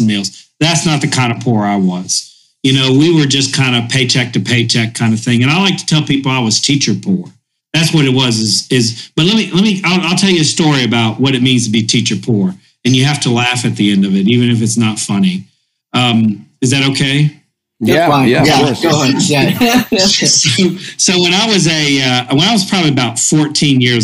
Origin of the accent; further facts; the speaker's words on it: Boone, North Carolina, United States; we grew up in Boone. And it's cold in Boone. It's the mountains of North Carolina